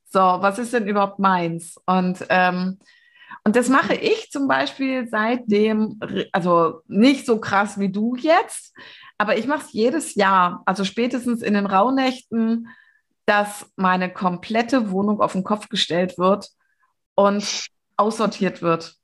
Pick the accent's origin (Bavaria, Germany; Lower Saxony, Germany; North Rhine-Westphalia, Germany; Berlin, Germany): Lower Saxony, Germany; moved away; mein Zuhause, wo ich geboren bin und so, das habe ich ja mit ähm, oder mein das Bundesland, also Niedersachsen, wo ich ursprünglich herkomme, das habe ich vor ähm, 20 Jahren, nee, 22 Jahren verlassen